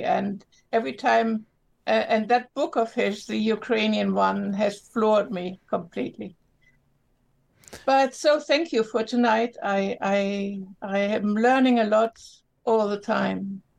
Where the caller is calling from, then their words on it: Lima, Peru; I'm calling from Peru.